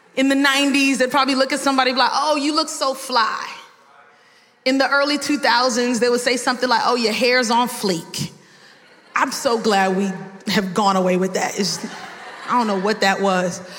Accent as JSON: {"language": "English", "town": "New York City", "region": "New York", "country": "United States", "tie": "born or raised there", "moved": "yes", "lives_now": "Miami, United States", "said": "I was born in Brooklyn, New York, and I might have some terms that you might not understand. We'll say some things in New York like, it's mad brick."}